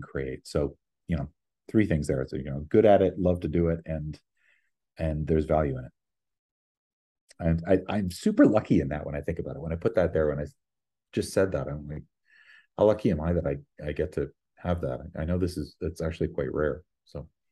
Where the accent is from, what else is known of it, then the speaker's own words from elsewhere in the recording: Ottawa, Ontario, Canada; moved away as an adult; also born or lived in Vancouver; now in New York, United States; I'm from Ottawa originally.